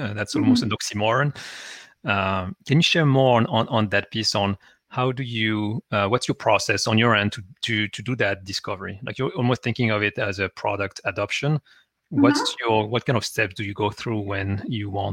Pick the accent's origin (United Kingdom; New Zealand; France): France; English is a second language; moved away; I'm originally from France, I have an accent